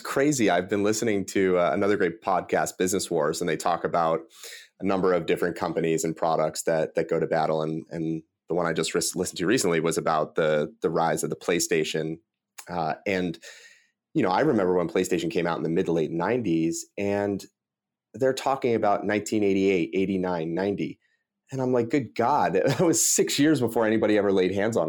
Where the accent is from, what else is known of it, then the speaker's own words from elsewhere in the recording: Delaware County, Pennsylvania, United States; I'm from Delaware County, which is a pretty blue-collar suburb outside Philadelphia